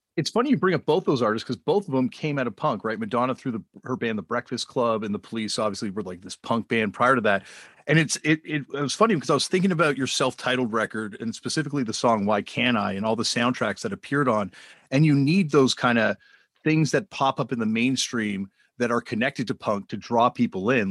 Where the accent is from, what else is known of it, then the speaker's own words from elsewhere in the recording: Canada; I'm from Canada